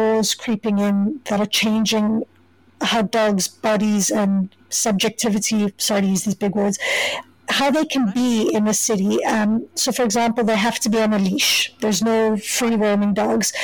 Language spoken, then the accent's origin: English; Johannesburg, Gauteng, South Africa; moved away as an adult; now in Kingston, Canada; So I didn't grow up in Cape Town. I grew up in Johannesburg.